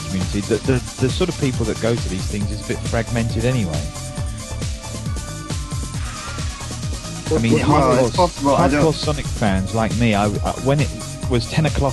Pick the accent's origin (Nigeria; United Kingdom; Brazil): United Kingdom; we're British